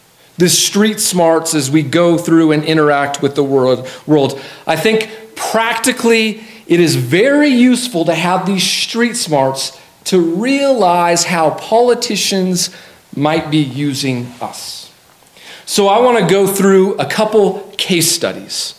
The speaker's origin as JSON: {"language": "English", "town": "Colorado Springs", "region": "Colorado", "country": "United States", "tie": "born or raised there", "said": "I grew up in Colorado Springs"}